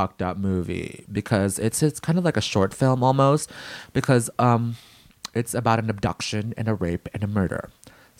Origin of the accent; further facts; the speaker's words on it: Philippines; being Filipino, I come from the land of rape and murder